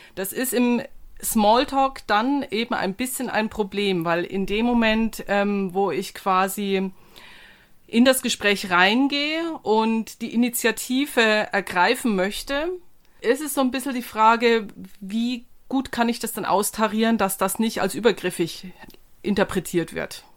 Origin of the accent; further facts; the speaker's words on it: Germany; als Deutscher